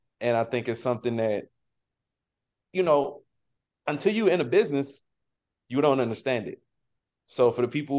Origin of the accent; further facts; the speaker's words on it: Baltimore, Maryland, United States; I'm from West Baltimore